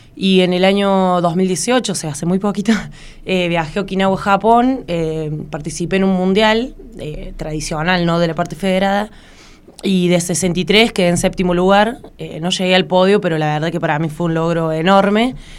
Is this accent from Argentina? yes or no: yes; Río Cuarto, Córdoba, Argentina; soy la única de Río Cuarto